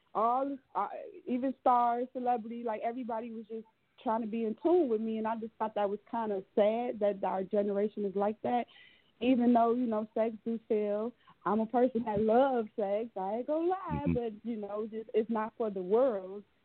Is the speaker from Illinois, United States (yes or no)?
yes; Chicago, Illinois, United States; I'm from Chicago